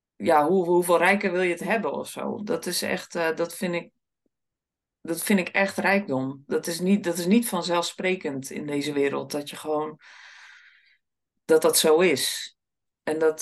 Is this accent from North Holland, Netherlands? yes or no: no; Sliedrecht, South Holland, Netherlands; Ik kom uit Sliedrecht